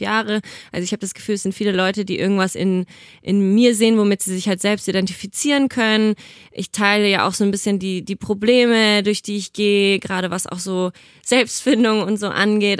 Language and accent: German; Nuremberg, Bavaria, Germany; now in Cologne, Germany; Also ich komme ja ursprünglich aus Nürnberg